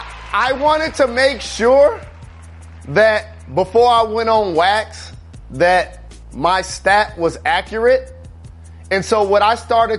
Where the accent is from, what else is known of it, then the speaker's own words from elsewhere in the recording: Detroit, Michigan, United States; my hometown of Detroit